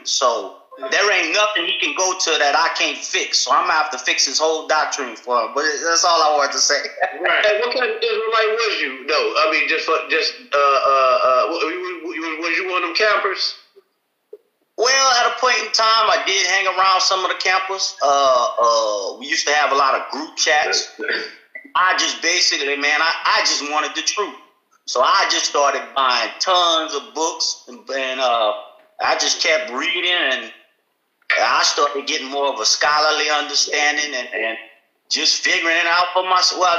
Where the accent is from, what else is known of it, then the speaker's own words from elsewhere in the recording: Louisiana, United States; I'm from Louisiana, so